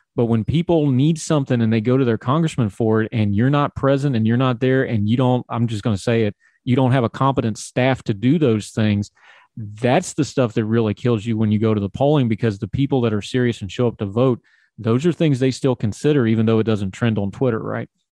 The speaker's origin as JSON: {"language": "English", "region": "West Virginia", "country": "United States", "said": "I'm from West Virginia"}